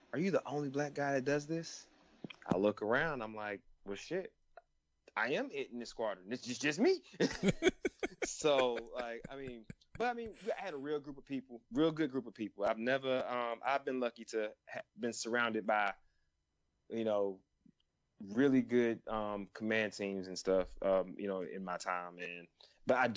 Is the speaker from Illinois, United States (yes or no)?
no; Atlanta, Georgia, United States; moved away; growing up in Atlanta